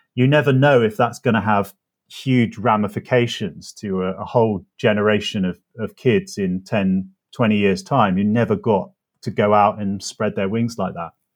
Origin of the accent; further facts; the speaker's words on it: North Oxfordshire, South East England, United Kingdom; moved away as an adult; a teenager growing up in North Oxfordshire